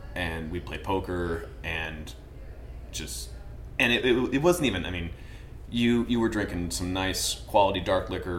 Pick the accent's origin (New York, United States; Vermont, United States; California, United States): Vermont, United States; now in Charleston, United States; I come from Vermont